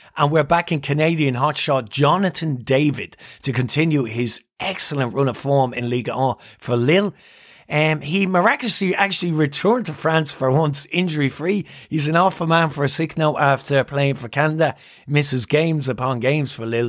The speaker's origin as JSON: {"language": "English", "country": "Ireland", "said": "I'm Irish"}